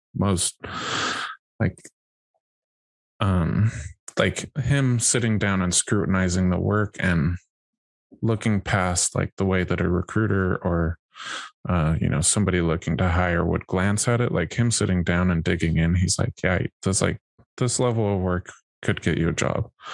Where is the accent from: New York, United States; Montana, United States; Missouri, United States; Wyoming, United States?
Wyoming, United States; I grew up in Wyoming